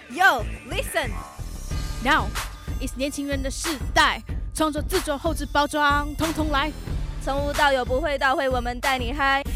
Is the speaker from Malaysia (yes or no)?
yes; Malaysia; 我来自马来西亚